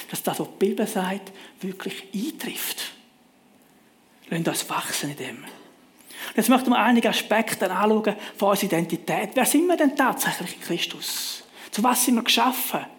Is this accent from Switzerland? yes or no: yes; Switzerland; Als Schweizer sind wir sehr privilegiert mit einem gut funktionierenden öffentlichen Verkehr.